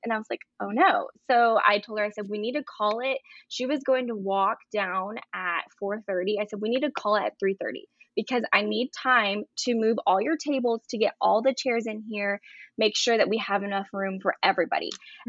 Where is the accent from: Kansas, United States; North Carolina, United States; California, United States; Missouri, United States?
North Carolina, United States; Brevard; I'm from Brevard, North Carolina.